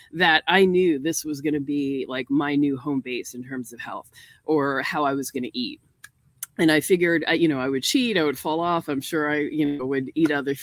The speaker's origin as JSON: {"language": "English", "region": "New York", "country": "United States", "moved": "yes", "lives_now": "North Carolina, United States", "said": "I'm from New York and not used to having so much access to nature"}